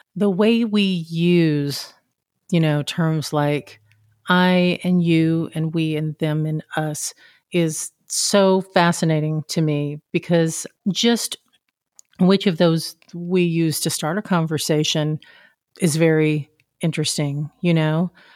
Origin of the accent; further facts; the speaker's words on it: Deep South, United States; I grew up in the Deep South